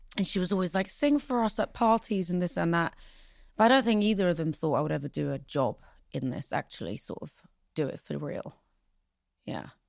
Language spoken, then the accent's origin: English; London, United Kingdom; also born or lived in Pristina, Kosovo; I am English. I mean, I was raised here. This is my home